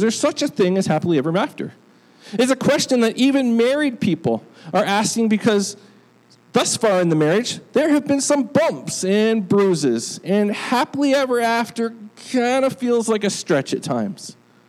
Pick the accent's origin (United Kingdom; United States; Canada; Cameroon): United Kingdom; born there; I mean, I was born in Great Britain, so I guess I was supposed to care by birth, but I actually don't.